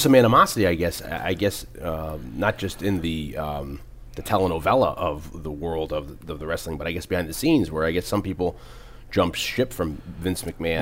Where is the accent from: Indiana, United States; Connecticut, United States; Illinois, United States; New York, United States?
Connecticut, United States; New Haven; moved away; I'm from the New Haven area